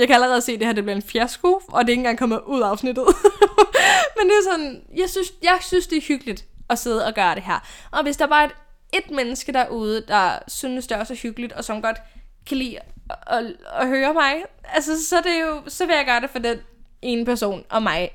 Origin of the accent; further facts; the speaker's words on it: Odense, Southern Denmark, Denmark; now in Copenhagen, Denmark; min hjemby i Odense